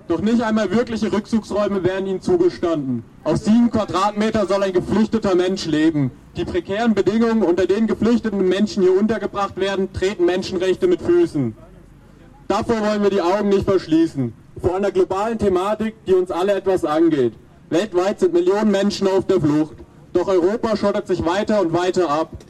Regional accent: Albania

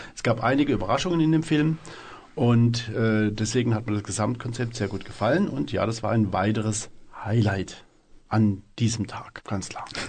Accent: Freiburg, Baden-Württemberg, Germany; Ich bin aus Freiburg

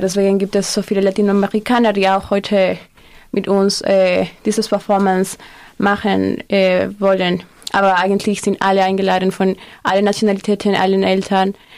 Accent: Peru; German is a second language; now in Freiburg, Germany; ich komme auch aus Peru

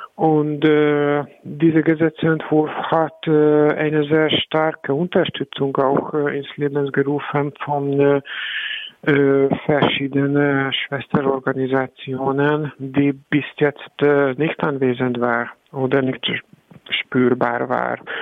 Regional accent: Hungary; German is a second language; moved away as an adult; now in Berlin, Germany; habe ich meine Heimat verloren

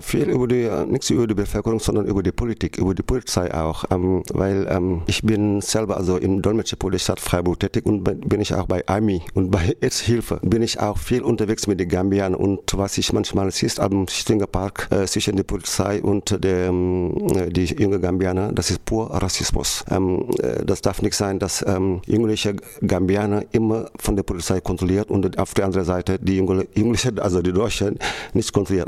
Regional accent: Senegal; German is a second language; now in Germany; Ich selber komme ich komme aus dem Senegal

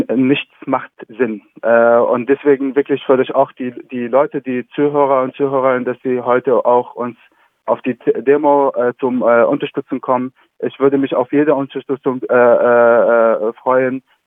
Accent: Idlib, Idlib Governorate, Syria; German is a second language; moved away as an adult; now in Freiburg, Germany; ich komme zum Beispiel aus Idlib

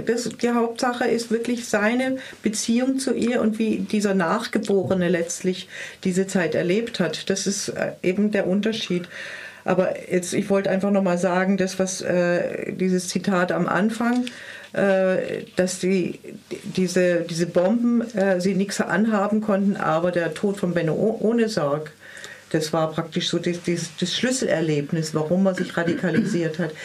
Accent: Swabian Jura, Baden-Württemberg, Germany; bei uns auf der Schwäbischen Alb, wo ich herkomme, äh, also im Dorf

